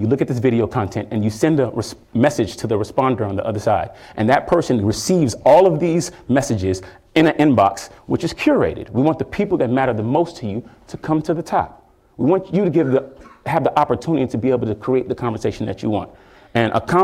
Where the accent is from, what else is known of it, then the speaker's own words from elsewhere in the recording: Houston, Texas, United States; I'm from Houston, Texas